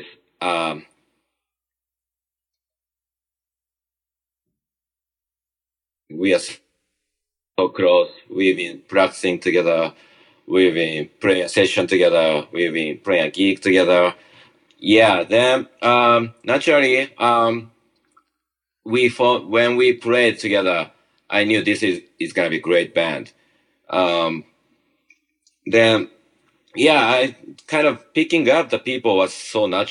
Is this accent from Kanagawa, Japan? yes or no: no; Tokyo, Japan; English is a second language; moved away as an adult; also born or lived in small island in Japan; now in New York City, United States; I was originally from Tokyo, it's a kind of big kind of city.